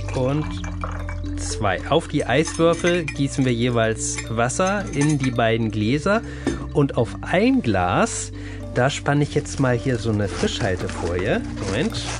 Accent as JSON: {"language": "German", "country": "Germany", "said": "hier bei uns in Deutschland"}